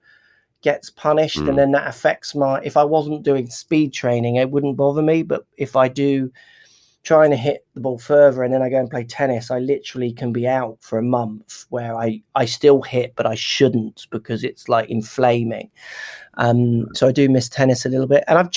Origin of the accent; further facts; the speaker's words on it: United Kingdom; UK guy